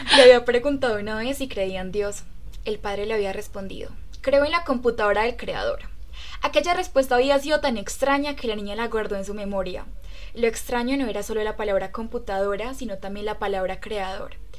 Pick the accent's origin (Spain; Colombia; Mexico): Colombia; Riosucio, Caldas; soy de Resucio Caldas, un hermoso pueblo carnavalero que cada cuatro años recibe a su majestad el diablo